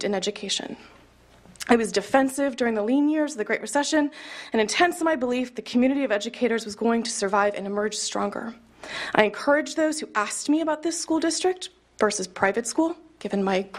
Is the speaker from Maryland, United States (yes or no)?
no; Kansas City, Missouri, United States; I grew up in Kansas City, Missouri, and I attended private schools my entire life